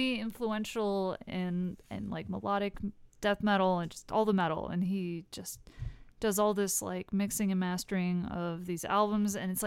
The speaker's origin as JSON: {"language": "English", "country": "United States", "said": "I'm American"}